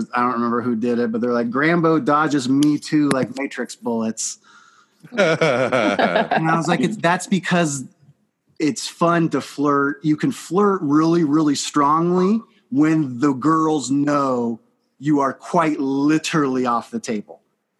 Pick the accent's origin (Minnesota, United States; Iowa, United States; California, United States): Iowa, United States; moved away; I'm from Iowa